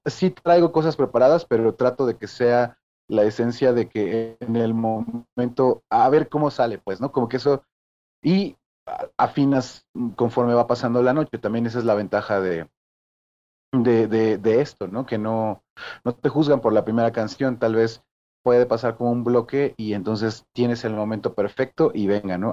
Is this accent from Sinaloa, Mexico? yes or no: no; Mexico City, Mexico; Nacido y criado ahí en la Ramos Millán